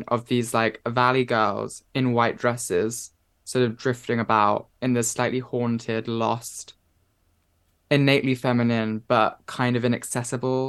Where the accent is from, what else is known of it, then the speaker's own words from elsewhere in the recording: Watford, East of England, United Kingdom; where I grew up in Watford